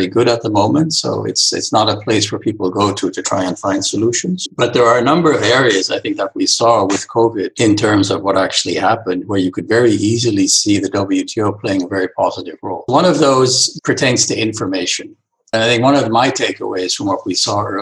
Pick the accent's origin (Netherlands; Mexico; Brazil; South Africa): Netherlands; moved away; also born or lived in Michigan; I'm from the Netherlands